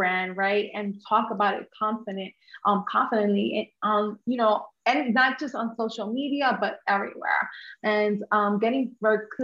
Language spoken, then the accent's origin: English; New York, United States; first language English; I'm Honduran American, and I grew up in New York